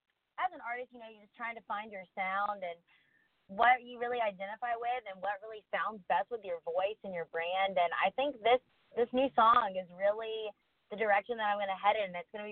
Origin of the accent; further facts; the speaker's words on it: South Carolina, United States; moved away as an adult; now in Nashville, United States; So I'm originally from South Carolina, and I grew up coming here a lot doing various different music projects.